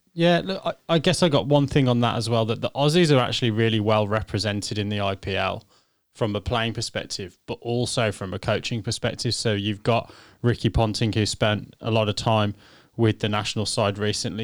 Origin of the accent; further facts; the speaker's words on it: England, United Kingdom; I'm English